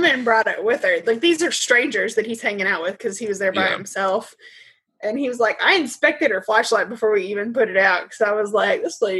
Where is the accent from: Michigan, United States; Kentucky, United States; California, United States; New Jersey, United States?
Kentucky, United States; Maybe this accent. Can we call my accent pretty and flowery? My words are flowery. Flowery. These are words that we say in Kentucky.